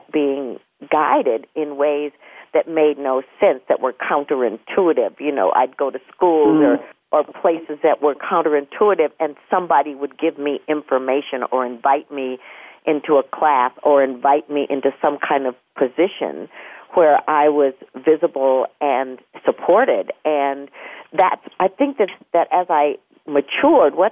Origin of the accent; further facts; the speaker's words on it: Minneapolis, Minnesota, United States; I was born in Minneapolis